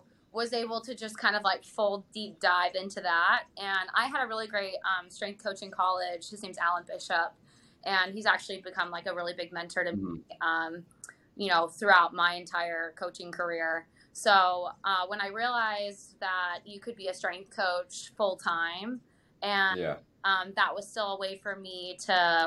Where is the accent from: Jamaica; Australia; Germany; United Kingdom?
Germany; also born or lived in Utah, United States; now in Pittsburgh, United States; I grew up in Germany and played on like German club teams